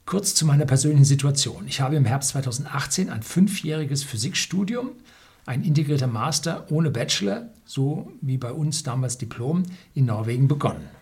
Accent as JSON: {"language": "German", "town": "Munich", "region": "Bavaria", "country": "Germany", "tie": "born or raised there", "said": "Ich bin daraufhin zurück in meine Heimatstadt München gezogen"}